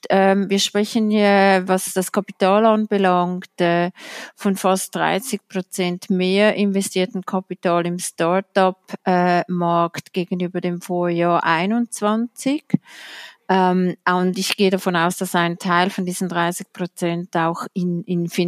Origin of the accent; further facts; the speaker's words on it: Switzerland; Da können wir als Schweizer oder als Schweizer Finanzblatt stolz darauf sein.